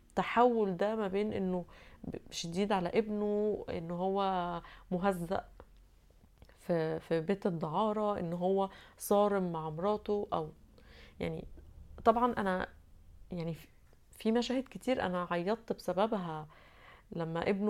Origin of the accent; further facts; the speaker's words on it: Egypt; first language Arabic; انا بتكلم عربي كلغتي الأصلية ولا عشان أنا أزهرية وعارفة العربي كويس